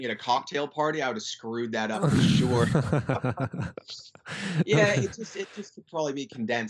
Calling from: Western Australia, Australia; Yelling up, West Australia.

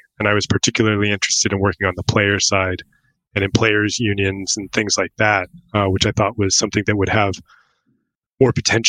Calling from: Wilmington, North Carolina, United States; So I'm in North Carolina. I'm out on the coast of Wilmington, North Carolina. So right on the Atlantic, about 15 minutes from the beach.

